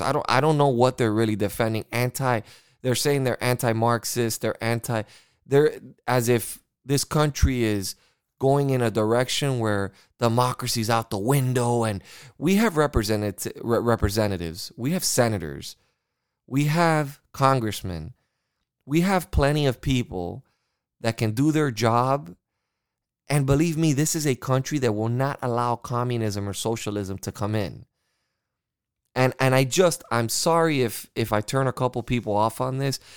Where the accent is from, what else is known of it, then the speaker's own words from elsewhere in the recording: United States; I am an American